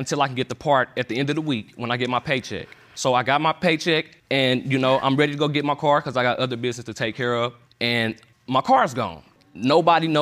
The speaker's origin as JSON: {"language": "English", "region": "Midwest", "country": "United States", "also_born_or_lived": "Minnesota", "said": "We're from the Midwest"}